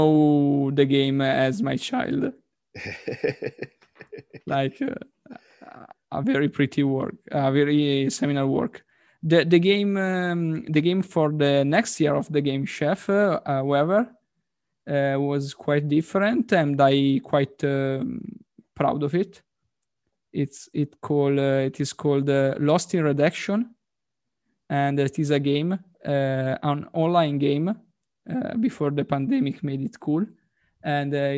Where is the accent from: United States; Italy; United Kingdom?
Italy